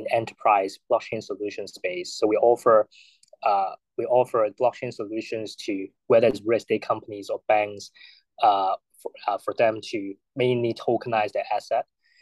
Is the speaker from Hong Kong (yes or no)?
yes; Hong Kong; I was born and raised in Hong Kong